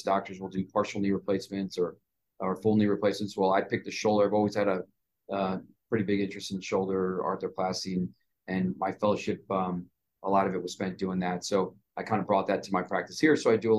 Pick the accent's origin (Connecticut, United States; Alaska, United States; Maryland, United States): Maryland, United States; Montgomery County, DC; also born or lived in New York City / California; Came back to the area where I grew up in Montgomery County, which is about 20, 30 minutes outside of Washington, DC.